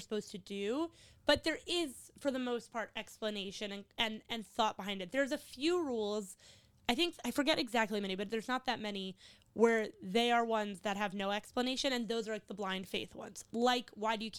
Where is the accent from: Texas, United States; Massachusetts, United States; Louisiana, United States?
Louisiana, United States; New Orleans; moved away; I grew up in New Orleans